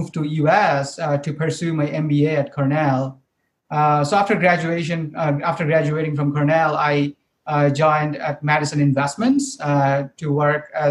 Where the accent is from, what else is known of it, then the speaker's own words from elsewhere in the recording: Bogura, Rajshahi Division, Bangladesh; moved away as an adult; also born or lived in Dhaka, Bangladesh; now in United States; I am originally from Bangladesh. I was born and brought up in a small city named Bogura.